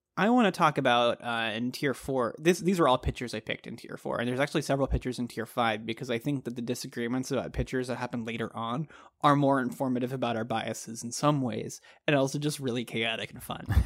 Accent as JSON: {"language": "English", "region": "Texas", "country": "United States", "tie": "born or raised there", "said": "I grew up in Texas"}